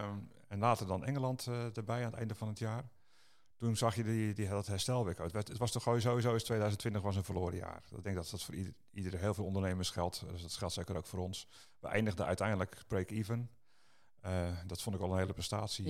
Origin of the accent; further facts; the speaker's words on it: Netherlands; wij Nederlanders